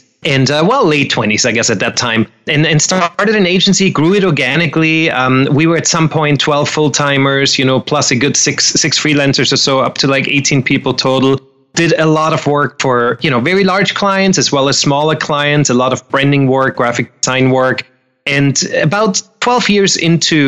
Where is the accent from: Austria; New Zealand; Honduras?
Austria; moved away as an adult; now in Los Angeles, United States; I'm originally, me and my accent, we're both originally from Austria.